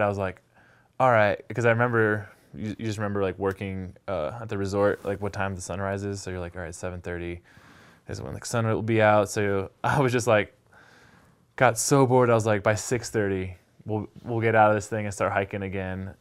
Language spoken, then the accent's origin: English; San Diego, California, United States; moved away as an adult; now in Jackson Hole, United States; and I grew up in San Diego.